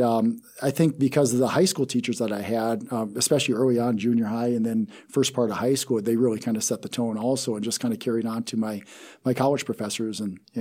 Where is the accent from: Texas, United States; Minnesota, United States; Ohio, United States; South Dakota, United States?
South Dakota, United States; Taber; Yeah, I'm originally from South Dakota. Grew up in a real small town called Taber, South Dakota.